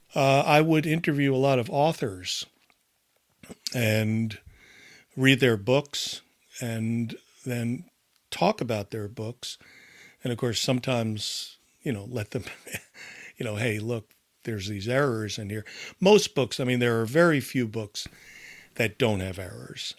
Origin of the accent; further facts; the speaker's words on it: United States; growing up in America in that, uh, time